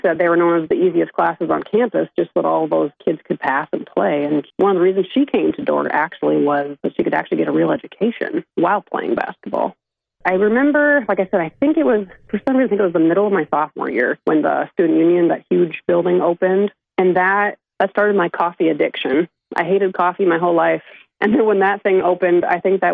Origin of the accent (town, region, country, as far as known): Sibley, Iowa, United States; born or raised there